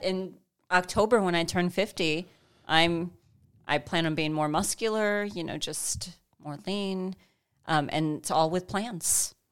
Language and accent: English; Chicago, Illinois, United States; also born or lived in Saint George, Utah; now in Central Kansas, United States; I'm from Chicago